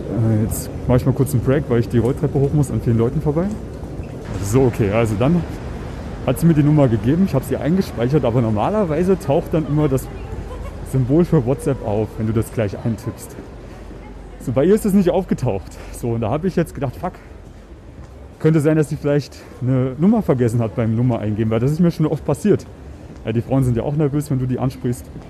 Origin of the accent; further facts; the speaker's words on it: Germany; now in Vienna, Austria; ich bin Deutscher, Piefke